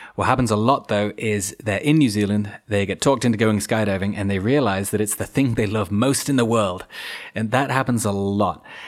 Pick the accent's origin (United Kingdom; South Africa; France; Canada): United Kingdom; being British